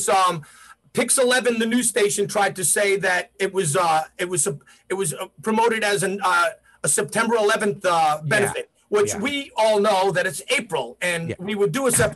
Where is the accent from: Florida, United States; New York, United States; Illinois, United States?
New York, United States; New York City; I'm born and raised in New York City. I'm a New Yorker